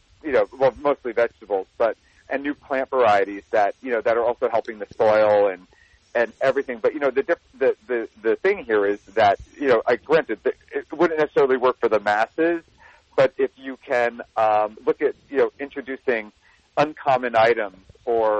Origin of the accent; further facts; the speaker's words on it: New Jersey, United States; moved away; I'm a boy from New Jersey